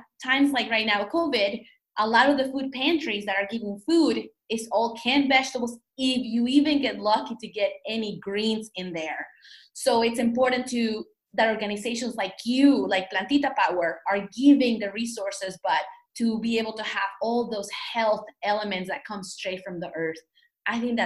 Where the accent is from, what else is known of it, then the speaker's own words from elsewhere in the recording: Mexico; also born or lived in New York; now in United States; growing up in Mexico, you go to El Mercado